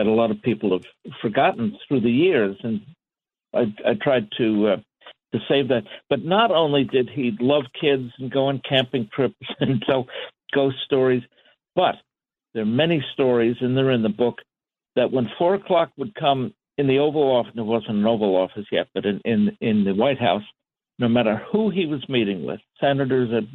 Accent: New York City, New York, United States; I was born in Queens

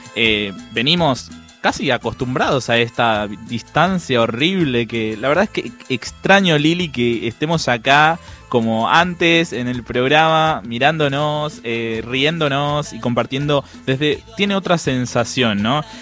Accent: Paraguay; Spanish is a second language; also born or lived in Villa 21-24, Buenos Aires; now in Buenos Aires, Argentina; yo soy paraguayo. Entonces, la verdad es que yo hablo mal, hablo mal el castellano

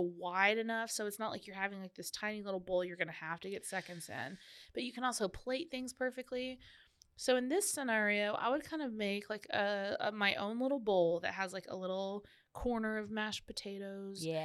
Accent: Canada; being Canadian

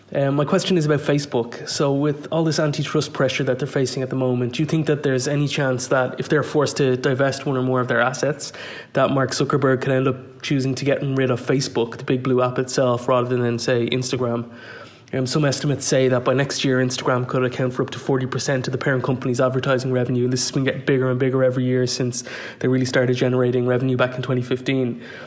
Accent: Ireland; moved away as an adult; now in Dubai, United Arab Emirates; I'm from Ireland, but living in Dubai for the last ten years or so

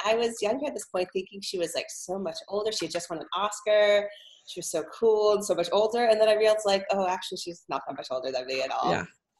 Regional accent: Florida, United States; moved away; also born or lived in Los Angeles; I grew up in Florida.

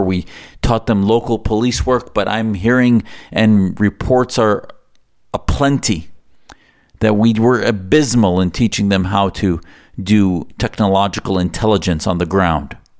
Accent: United States; as an American

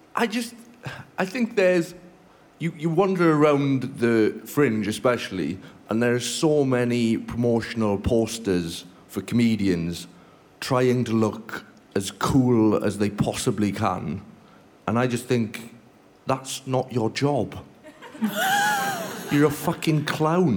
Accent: Welsh, Wales, United Kingdom; I'm Welsh

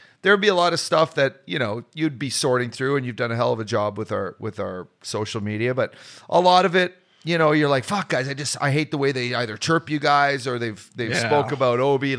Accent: Newfoundland and Labrador, Canada

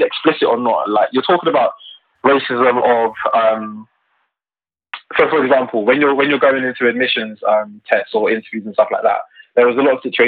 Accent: Luton, East of England, United Kingdom; I'm from Luton, and locally I'm involved in our politics here.

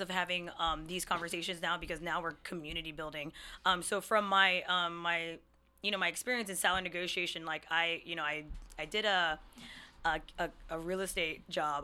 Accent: Hawaii, United States; moved away as an adult; now in Seattle, United States; I'm a twenty-seven-year-old native Hawaiian Filipino Chinese woman, uh, who moved to Seattle five years ago

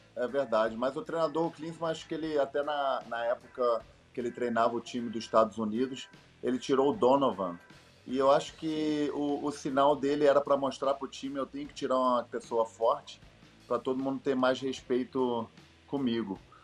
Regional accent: Brazil; moved away; also born or lived in Germany; eu nasci no Brasil

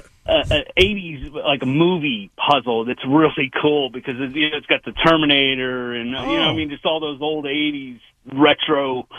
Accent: Pittsburgh, Pennsylvania, United States; also born or lived in Central Ohio; where I'm actually from Pittsburgh

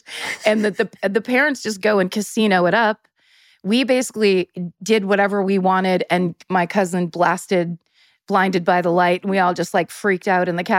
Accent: Northern California, United States; I'm from Northern California, so snow, we had to drive to Tahoe

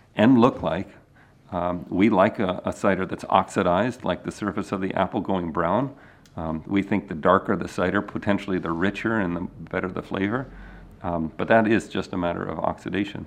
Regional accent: Maryland, United States; moved away; I grew up in the Mid-Atlantic in Maryland

